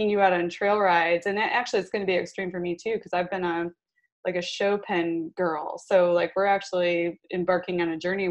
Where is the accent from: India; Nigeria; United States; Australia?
United States; Midwest; we're both from the Midwest